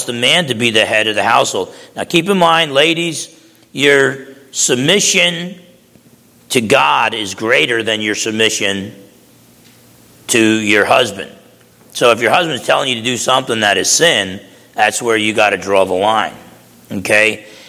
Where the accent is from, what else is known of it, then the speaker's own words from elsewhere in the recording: New Jersey, United States; I used to box growing up in New Jersey